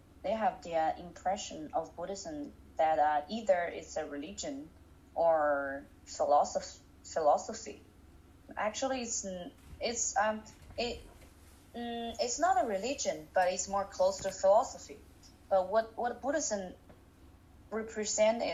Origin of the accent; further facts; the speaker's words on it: Hangzhou, Zhejiang, China; I'm from Hangzhou, China.